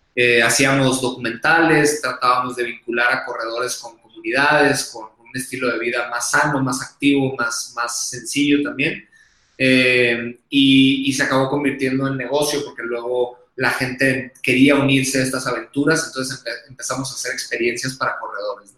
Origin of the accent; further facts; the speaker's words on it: Hermosillo, Sonora, Mexico; accent: acento golpeado de vaquero; now in Mexico City, Mexico; me van a escuchar acento golpeado de vaquero, porque soy de Sonora, soy del norte, Hermosillo